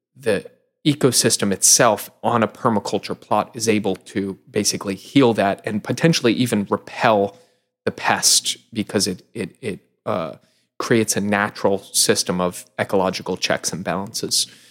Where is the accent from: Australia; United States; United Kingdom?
United States; Long Island, New York; I grew up in Long Island